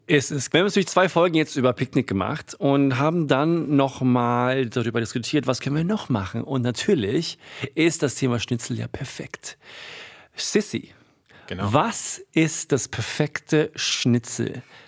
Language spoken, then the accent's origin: German; Sweden; moved away; ich als Schwede